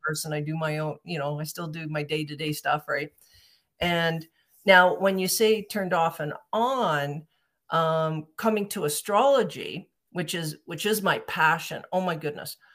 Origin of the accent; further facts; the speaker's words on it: Calgary, Alberta, Canada; I'm from Calgary, Alberta, and I, I hooked up with a group here in Calgary